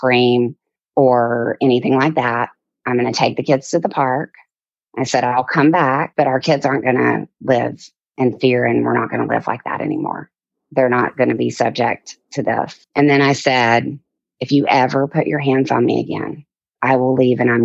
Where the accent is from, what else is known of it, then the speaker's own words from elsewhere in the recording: Mobile, Alabama, United States; I grew up in Mobile, Alabama in the deep south, actually in the bayou.